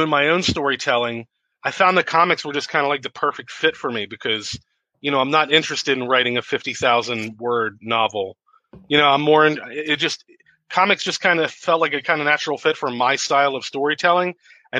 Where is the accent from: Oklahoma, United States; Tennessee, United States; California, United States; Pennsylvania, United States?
Pennsylvania, United States; Philadelphia; moved away as an adult; also born or lived in West Coast of the United States; I'm originally from Philadelphia. I kind of moved out to the West Coast of the United States to go to school